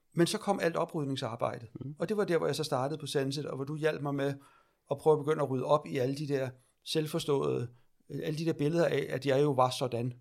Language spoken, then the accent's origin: Danish; Lejre, Zealand, Denmark; also born or lived in Iran; jeg er adopteret fra Iran, ja. øh, og jeg er født i 71, så det er omkring 73, jeg kommer til Danmark. Mm og ude på landet, ude ved lejre